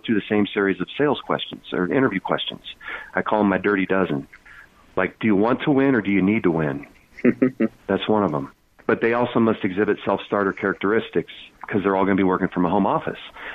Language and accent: English; Lincoln, Nebraska, United States; I grew up in Lincoln, Nebraska